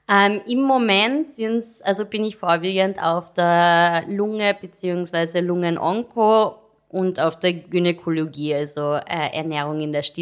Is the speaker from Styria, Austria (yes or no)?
no; Carinthia, Austria; now in Vienna, Austria; Kärntnerin. Ich weiß nicht, ob man es noch hört.